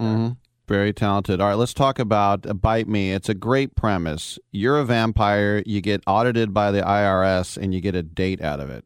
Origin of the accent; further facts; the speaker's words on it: United States; as an American